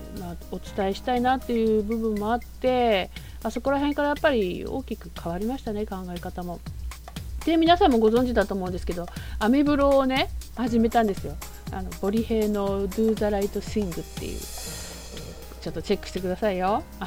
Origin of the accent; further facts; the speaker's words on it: Kumagaya, Saitama, Japan; moved away; もともと私は埼玉出身なんですけれども